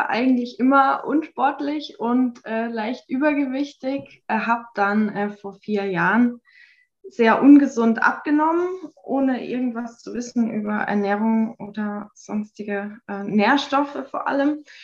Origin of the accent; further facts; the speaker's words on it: Hockenheim, Baden-Württemberg, Germany; ich bin 33, komme aus Hockenheim.